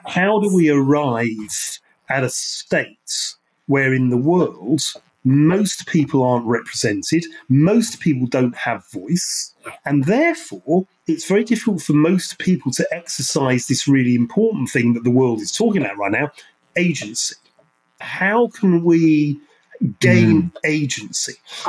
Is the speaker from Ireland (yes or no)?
yes; Ireland; and in fact, I'm Irish, so Irish English, is really quite interesting.